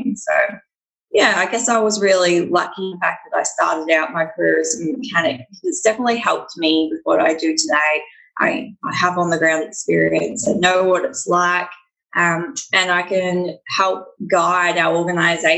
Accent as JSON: {"language": "English", "region": "Victoria", "country": "Australia", "said": "I'm from Victoria in Australia"}